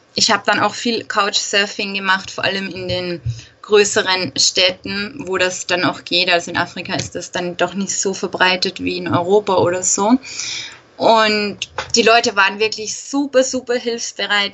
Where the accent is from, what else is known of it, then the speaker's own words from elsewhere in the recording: Austria; Ich komme aus Österreich